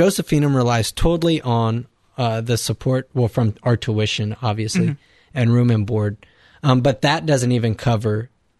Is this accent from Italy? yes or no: no; Victoria, Texas, United States; from the Diocese of Victoria in Texas.